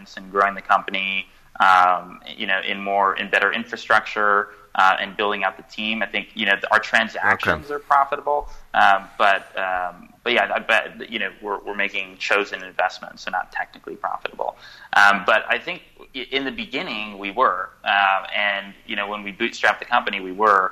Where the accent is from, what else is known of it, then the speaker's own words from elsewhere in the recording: California, United States; I'm from California